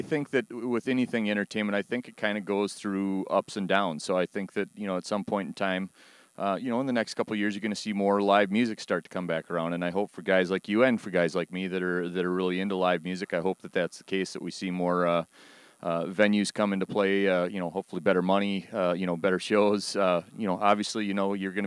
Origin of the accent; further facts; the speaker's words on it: Rochester, United States; my hometown here in Rochester